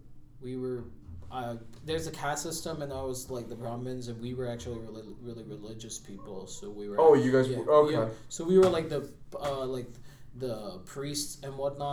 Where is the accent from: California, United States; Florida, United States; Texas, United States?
California, United States; also born or lived in India; I was born in Cali, but if I lived the rest of my life in Cali, I would not be who I am.